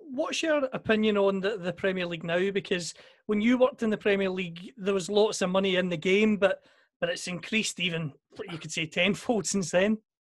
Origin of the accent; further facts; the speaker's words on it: Scotland, United Kingdom; I'm a Scotsman